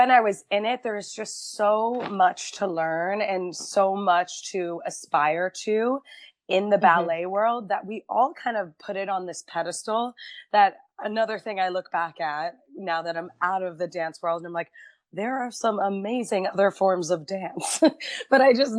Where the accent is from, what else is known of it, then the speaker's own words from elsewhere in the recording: Quincy, Massachusetts, United States; I grew up in Quincy, so it's right south of Boston